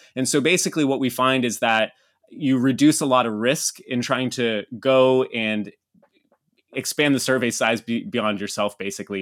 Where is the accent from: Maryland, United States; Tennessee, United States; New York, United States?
Maryland, United States; Havre de Grace; moved away as an adult; also born or lived in Manila, Philippines / Cebu, Philippines / Texas / Brazil; That's where I grew up. Yeah, it's my hometown